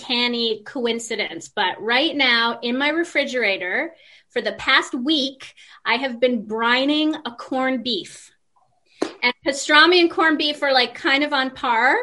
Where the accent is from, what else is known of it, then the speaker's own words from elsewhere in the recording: New York, United States; also born or lived in Argentina; now in Canada; I'm from the Big Apple